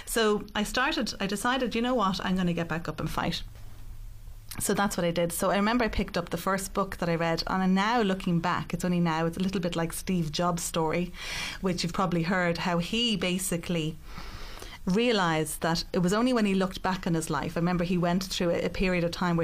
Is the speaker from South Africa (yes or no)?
no; Ireland; also born or lived in Rome, Italy; I grew up in Rome. And at 10 years of age, I moved back to Ireland.